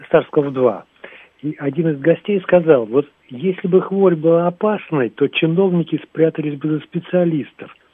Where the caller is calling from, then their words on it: Moscow, Russia; Из Москвы.